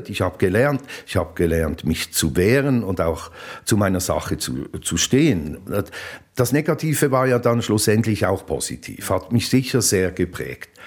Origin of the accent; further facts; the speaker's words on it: Basel, Basel-Stadt, Switzerland; also born or lived in Zürich; Ja, die ersten Erinnerungen sind an einen äh, Umzugswagen von Zürich nach Basel. Das ist ja mein Geheimnis, dass ich in Zürich auf die Welt kam. Aber ich kann mich eigentlich nur an den Umzugswagen erinnern nach Basel.